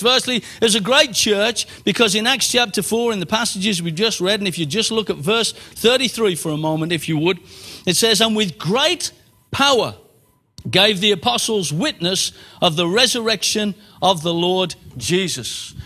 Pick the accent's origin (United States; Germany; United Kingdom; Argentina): United Kingdom; Birmingham, West Midlands; moved away as an adult; now in Exeter, United Kingdom; I was born in Birmingham, bred in Birmingham, grew up in Birmingham, left Birmingham